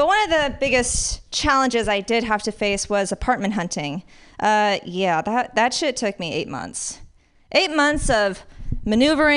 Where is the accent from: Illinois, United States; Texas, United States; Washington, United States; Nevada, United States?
Nevada, United States; Las Vegas; also born or lived in San Francisco Bay Area; now in San Francisco, United States; I grew up in Las Vegas at first, so it's nice and sunny